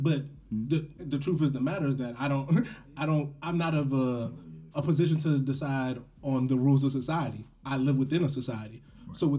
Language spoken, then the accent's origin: English; United States; because I am from America.